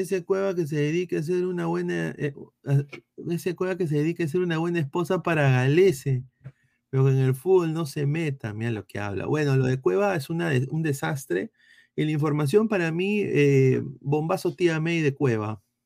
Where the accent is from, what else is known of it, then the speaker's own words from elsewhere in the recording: Peru; soy peruano